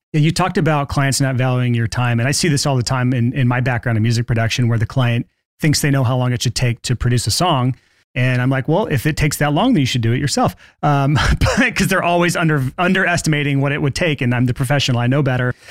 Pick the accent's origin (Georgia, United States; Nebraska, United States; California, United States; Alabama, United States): Alabama, United States; I grew up in Alabama